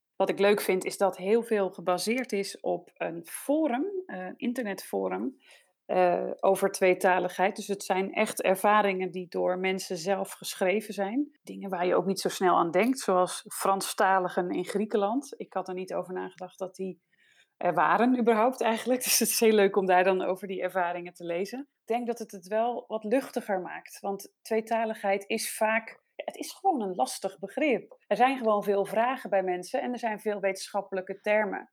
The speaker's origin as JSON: {"language": "Dutch", "country": "Netherlands", "moved": "yes", "lives_now": "Denmark", "said": "Wij zijn Nederlanders allebei, mijn man en ik"}